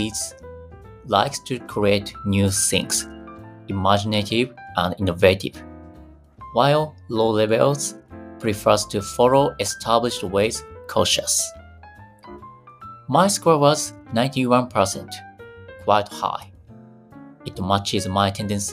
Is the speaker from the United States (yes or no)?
no; Fukui, Japan; my hometown Fukui